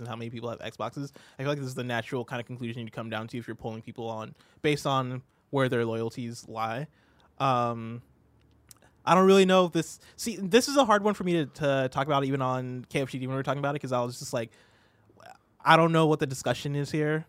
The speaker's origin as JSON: {"language": "English", "region": "Illinois", "country": "United States", "tie": "born or raised there", "also_born_or_lived": "Seattle", "moved": "as an adult", "said": "I had moved from my hometown in Illinois"}